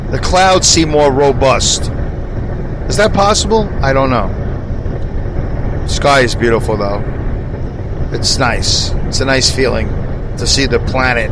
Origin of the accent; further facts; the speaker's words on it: New York, United States; as a New Yorker